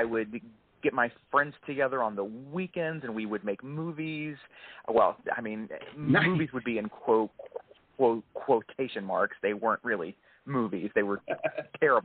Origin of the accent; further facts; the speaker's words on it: Deep South, United States; I grew up in the Deep South